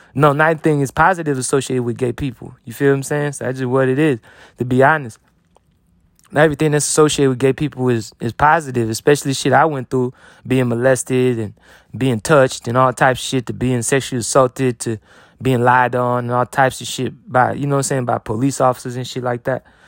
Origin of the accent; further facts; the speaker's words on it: United States; I'm an American